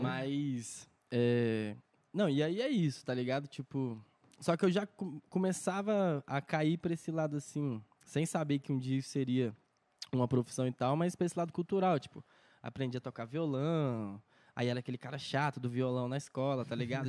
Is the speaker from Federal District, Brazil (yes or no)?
yes; Brasília, Federal District, Brazil; also born or lived in Patos de Minas, Minas Gerais; eu nasci em Minas, Patos de Minas, mas vim morar em Brasília, sei lá, eu tinha um, um ano, dois anos